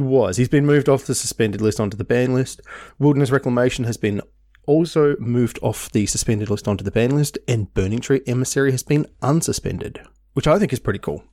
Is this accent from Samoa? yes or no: no; Tasmania, Australia; now in Melbourne, Australia; I moved from Tasmania to Melbourne, man, how long ago? Nearly n, eighteen years ago?